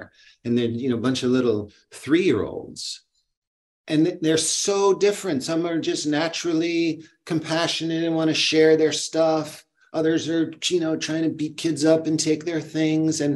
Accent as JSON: {"language": "English", "town": "Boston", "region": "Massachusetts", "country": "United States", "tie": "born or raised there", "said": "I was born in Boston"}